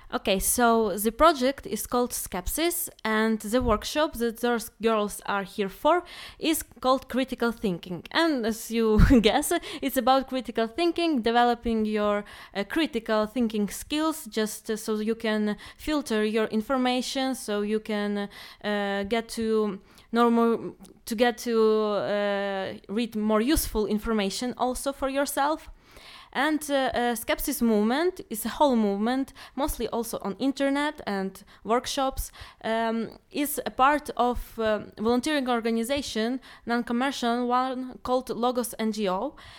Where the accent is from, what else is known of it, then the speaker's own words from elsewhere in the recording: Ukraine; now in Poznan, Poland; I'm from Ukraine and I'm a student of cognitive science in Poznan